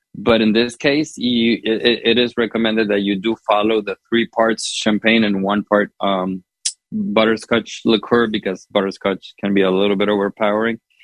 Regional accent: Honduras; now in United States; growing up in Honduras, but also here in the States

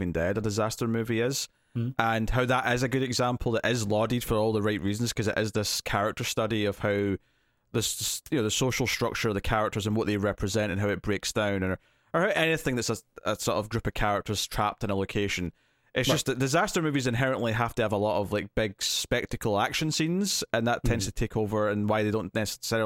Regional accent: Scotland, United Kingdom; I'm Scottish

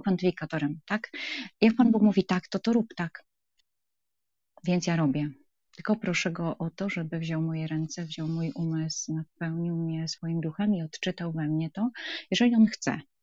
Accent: Wrocław, Lower Silesian Voivodeship, Poland; jestem z Wrocławia

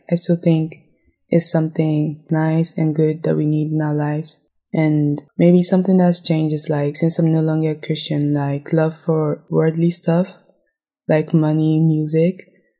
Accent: Ghana; Well, growing up in Ghana, I think I saw love as something nice.

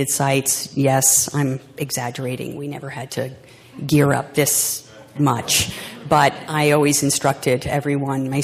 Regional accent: New Jersey, United States; my home state, the Garden State, as we like to call it, New Jersey

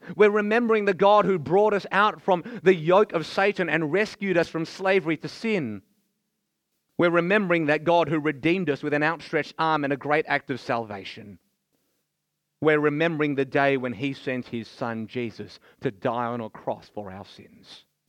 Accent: Melbourne, Victoria, Australia; I was born here in Australia

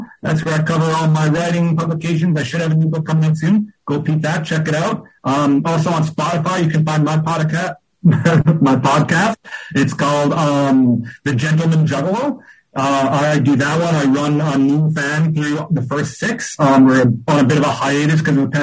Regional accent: Canada; I love Canada. I'm not speaking ill against my country

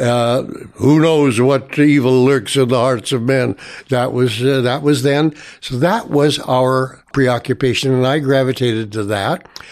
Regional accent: Toronto, Ontario, Canada; I was born in Toronto here, and first residence was Saint Clement's Avenue, uh, west of Avenue Road, north of Eglinton. Uh, so I, my first school was, uh, was Saint Clement's

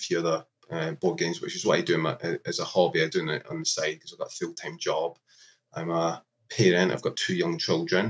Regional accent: Scotland, United Kingdom; moved away; also born or lived in London; I was from Scotland originally

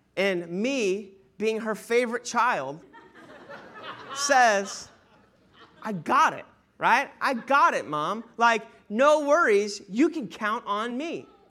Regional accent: Sanford, United States; born and raised in Sanford.

